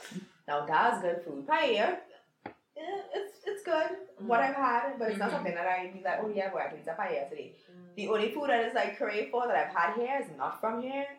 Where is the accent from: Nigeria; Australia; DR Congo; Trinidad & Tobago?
Trinidad & Tobago; accent: Trini; moved away; my Trini accent.